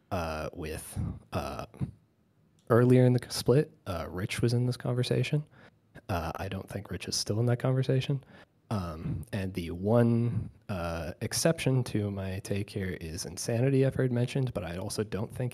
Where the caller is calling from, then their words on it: Halifax, Nova Scotia, Canada; I'm calling from Halifax, Nova Scotia.